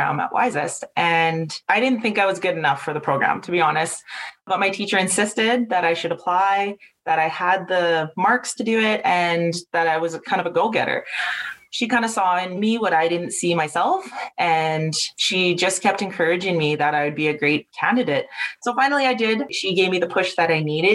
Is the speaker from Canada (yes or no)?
yes; Edmonton, Alberta, Canada; I was born and raised in Edmonton. So Edmonton has always been my home and where I grew up.